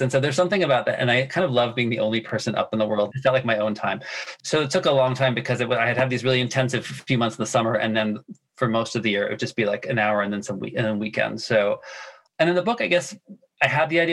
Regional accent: United States; I had a lot of immersion in my German life, even though I'm very much American

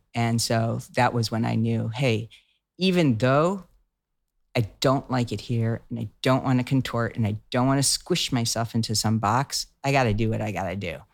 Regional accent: outside of Boston, Massachusetts, United States; I grew up outside of Boston

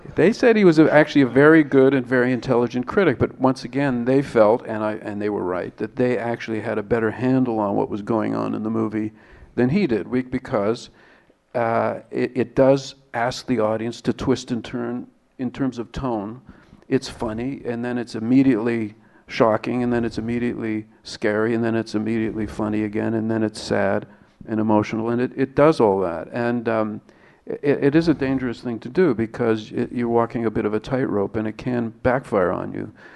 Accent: Canada; being Canadian

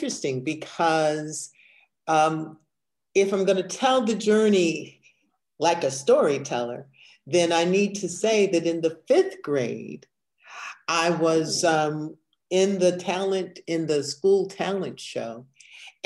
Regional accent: Evanston, Illinois, United States; I grew up in Evanston, Illinois, where drama was a part of the curriculum

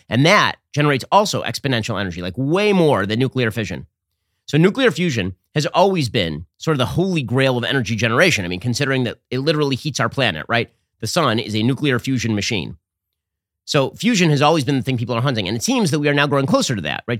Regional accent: California, United States; moved away as an adult; now in Florida, United States; I'm from California. And now I moved my family to, to Florida

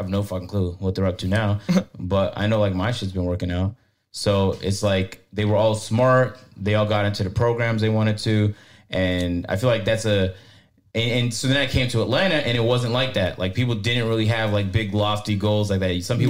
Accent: Markham, Ontario, Canada; also born or lived in Scarborough, Toronto; Nah, it was still in Toronto, but it was like mad north in a place called Markham. And it turned into like a wealthy suburb, but at the time I was like, why are we moving into the middle of nowhere?

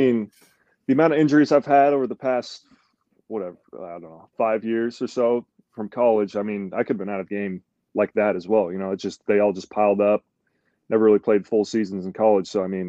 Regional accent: Texas, United States; born there; I was born in Texas. I mean, I only lived there for a few years

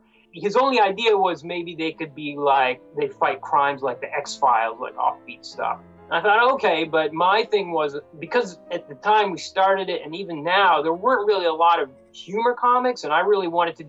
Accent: Canada; also born or lived in India; I'm an Indian-born Canadian.

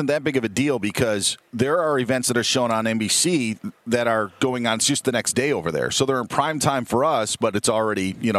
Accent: Wisconsin, United States; You know, and I grew up in Wisconsin, so you have Dan Jansen was a big story, obviously.

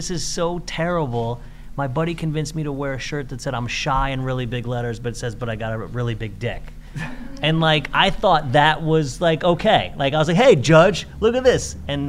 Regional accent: St. Louis, Missouri, United States; moved away; also born or lived in Indiana; I grew up in St. Louis.

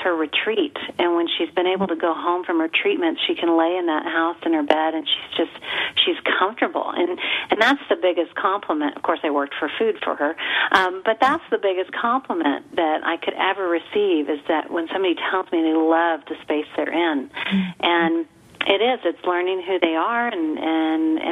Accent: El Paso, Texas, United States; We're from El Paso.

